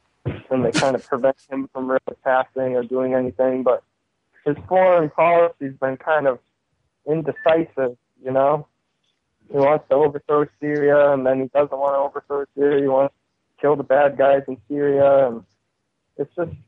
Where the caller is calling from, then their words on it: Maine, United States; I'm calling from Maine.